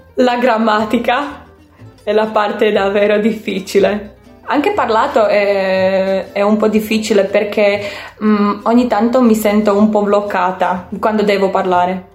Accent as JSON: {"language": "Italian", "country": "Slovakia", "second_language": "Italian", "moved": "as an adult", "lives_now": "Verona, Italy", "said": "Io sono slovacca, vivo in un piccolo paese"}